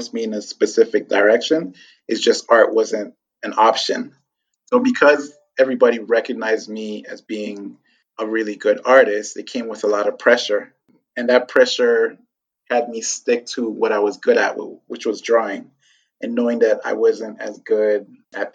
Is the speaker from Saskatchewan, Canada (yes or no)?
no; Toronto, Ontario, Canada; also born or lived in Ghana / France / Montreal; when I was 4, they sent for me. And we lived in France for about a year, then moved to Montreal, and then finally settled in Toronto.